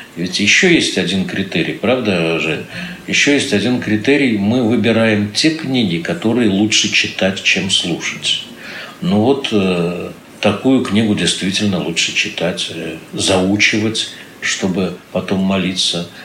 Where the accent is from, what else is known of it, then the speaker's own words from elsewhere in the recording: Saint Petersburg, Russia; все мы, питерцы